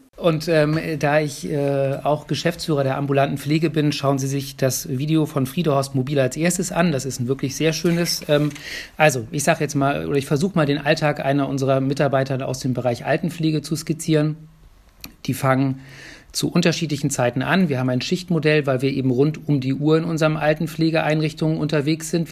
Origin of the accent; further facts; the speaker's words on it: Hamburg, Germany; now in Bremen, Germany; ich bin gebürtiger Hamburger